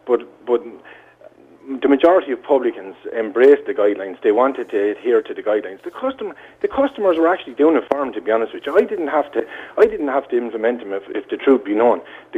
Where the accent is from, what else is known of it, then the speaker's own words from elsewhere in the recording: Ireland; We're all Irish. Rural, urban, we're all Irish.